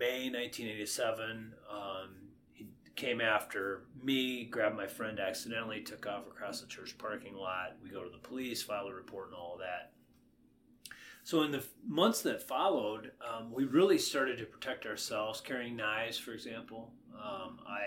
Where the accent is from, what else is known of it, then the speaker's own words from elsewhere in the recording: Paynesville, Minnesota, United States; growing up in Painesville, Minnesota